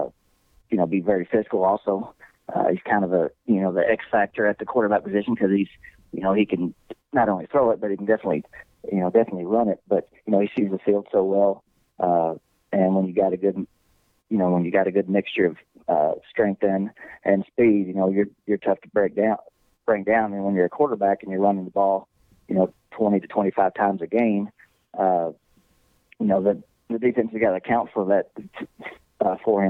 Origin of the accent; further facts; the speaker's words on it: Boyd, Texas, United States; I'm from Boyd. Mm-hmm. Coach Carr coached me